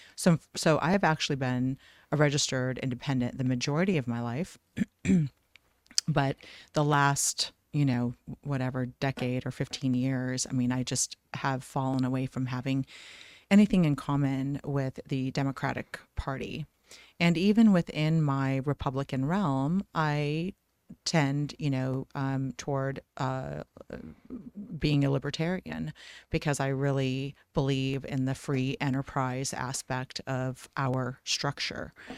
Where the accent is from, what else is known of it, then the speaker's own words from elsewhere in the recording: Iowa, United States; also born or lived in Lebanon; now in Scottsdale, United States; I grew up in Iowa after immigrating from I Lebanon.